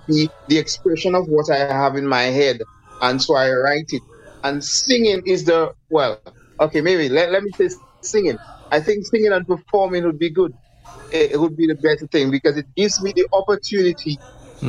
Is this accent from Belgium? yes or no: no; St. Lucia; I'm from the beautiful island of St. Lucia. Yeah. I'm actually from Labri